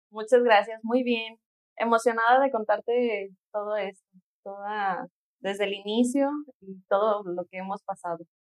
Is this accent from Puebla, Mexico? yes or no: no; Guadalajara, Jalisco, Mexico; nací aquí en Guadalajara